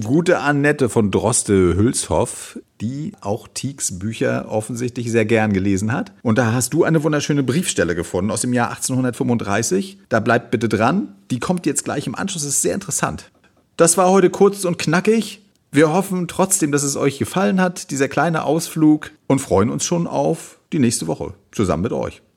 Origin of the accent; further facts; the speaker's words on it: Germany; hier bei uns in Deutschland